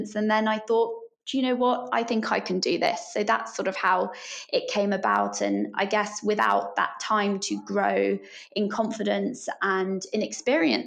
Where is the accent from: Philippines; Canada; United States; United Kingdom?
United Kingdom; Scotland; moved away as an adult; also born or lived in Edinburgh; now in London, United Kingdom; I grew up in Scotland